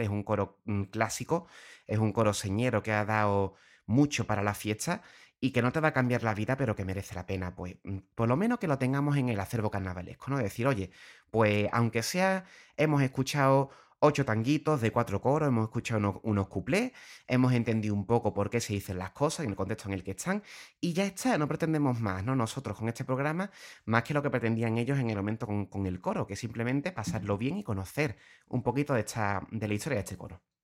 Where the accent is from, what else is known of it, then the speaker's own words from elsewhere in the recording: Puerto Real, Andalusia, Spain; soy de Puerto Real, llevo desde pequeño con, un, con familias muy vinculadas al carnaval